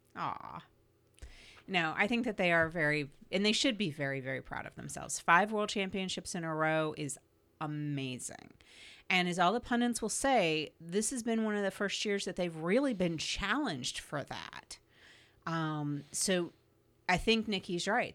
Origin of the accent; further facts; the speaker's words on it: United States; being an American and growing up where Thanksgiving and the day after Thanksgiving is the mark of the beginning of the Christmas insanity